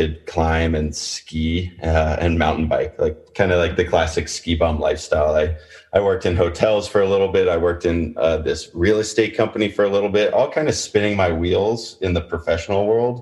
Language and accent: English; Oakland, California, United States; also born or lived in Whittier, California / Truckee, California; Growing up in the San Francisco Bay Area, Oakland to be exact